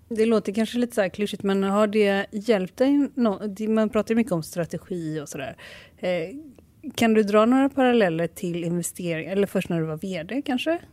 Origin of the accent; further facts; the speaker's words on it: Malmö, Skåne, Sweden; vi växte upp i Malmö på 80-talet